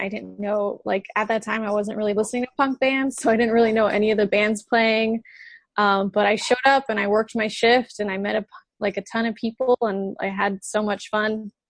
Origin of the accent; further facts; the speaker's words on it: Florida, United States; also born or lived in Gainesville; I'm from Gainesville. I grew up in a little country town about 30 minutes north of here